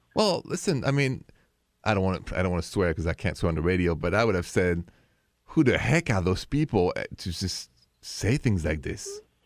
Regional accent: Paris, Île-de-France, France; moved away; I'm from Paris

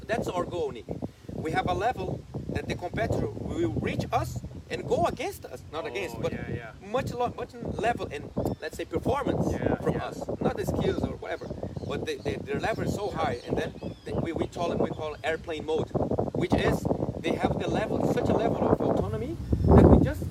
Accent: Bertioga, São Paulo, Brazil; English is a second language; also born or lived in Ireland; You're in my hometown. You're in my place. You're in my people.

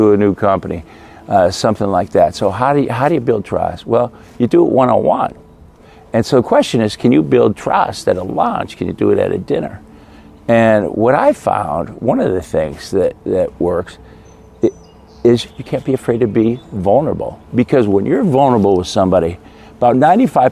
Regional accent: Midwest, United States; I grew up in the Midwest, great Midwestern values

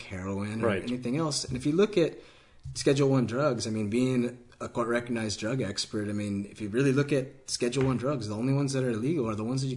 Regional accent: California, United States; I grew up in California.

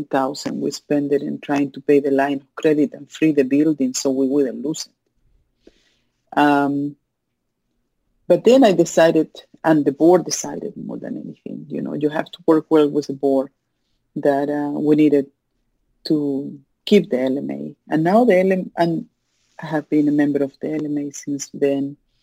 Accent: Chile; English is a second language; moved away as an adult; also born or lived in Miami, United States; now in United States; I was born in Chile.

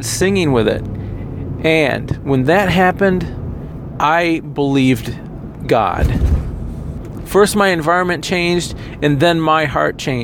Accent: United States; as an American

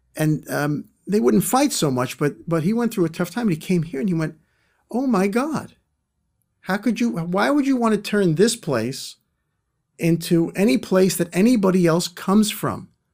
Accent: New York City, New York, United States; I'm from Brooklyn

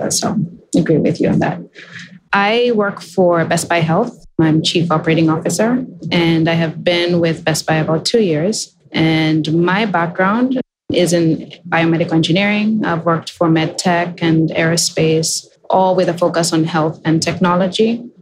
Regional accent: Kenya; moved away as an adult; now in United States; as a young girl, I grew up in Kenya

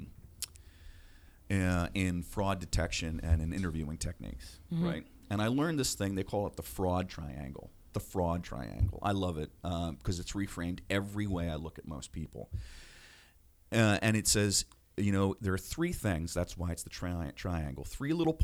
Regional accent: Minnesota, United States; moved away; I came from Minnesota. You think I was Lutheran

